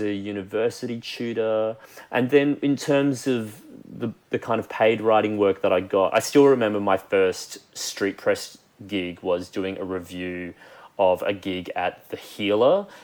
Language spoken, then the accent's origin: English; Queensland, Australia; moved away as an adult; also born or lived in Brisbane; now in Sydney, Australia; I'm currently based in Sydney and I have been here for the last three years, but I still very much think of myself as a Queenslander who happens to live in Sydney.